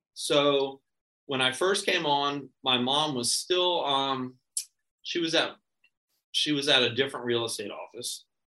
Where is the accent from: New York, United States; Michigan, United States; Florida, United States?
Florida, United States; Ponte Vedra; I was born and raised here in Ponte Vedra